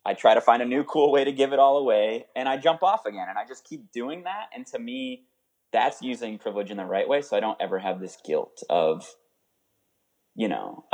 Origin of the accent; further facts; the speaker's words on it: New England, United States; I grew up in New England